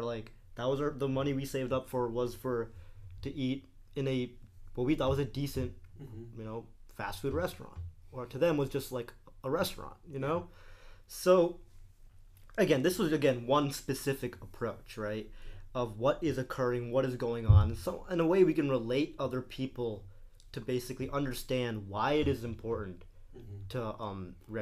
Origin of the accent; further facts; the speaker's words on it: United States; I was born in America